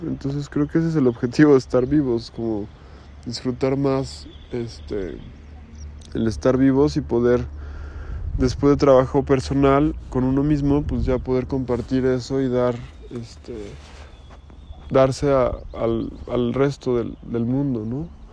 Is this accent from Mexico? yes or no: yes; Mexico; en mi país que es México